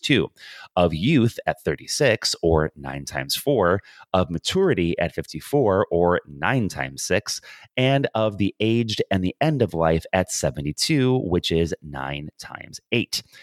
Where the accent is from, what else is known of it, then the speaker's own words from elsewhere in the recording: United States; moved away as an adult; now in Ireland; I'm an American